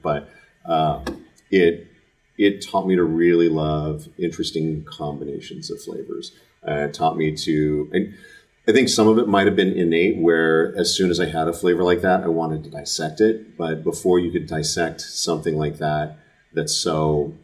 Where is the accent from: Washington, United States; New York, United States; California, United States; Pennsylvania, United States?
California, United States; Fremont; I grew up in Fremont, uh, it's the south part of the bay, south part of the East Bay